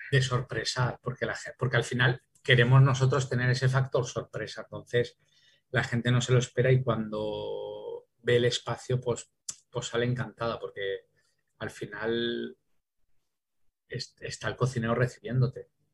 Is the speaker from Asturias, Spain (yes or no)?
no; Valencian Community, Spain; also born or lived in Paris, France / Calpe; en mi, ciudad, en mi, tierra y que en este caso soy valenciano